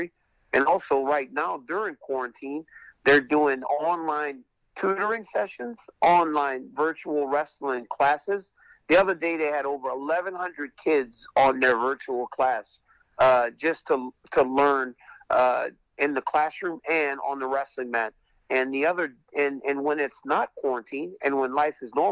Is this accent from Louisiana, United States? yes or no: yes; Lafayette, Louisiana, United States; moved away as an adult; a guy from my hometown of Lafayette, Louisiana